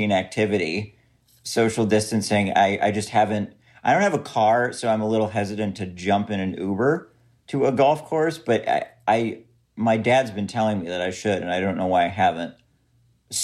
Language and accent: English; St. Paul, Minnesota, United States; I'm originally from St. Paul, Minnesota, the Twin Cities.